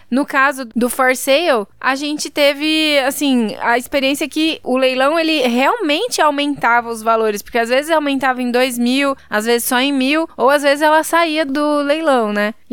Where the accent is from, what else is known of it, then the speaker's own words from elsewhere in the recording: Brazil; Que sorte a é minha que eu sou brasileira, viu?